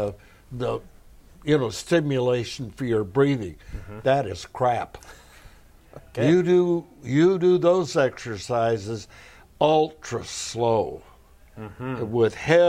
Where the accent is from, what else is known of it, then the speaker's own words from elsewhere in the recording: Arlington, Oregon, United States; all of us kids in Arlington, Oregon, population 600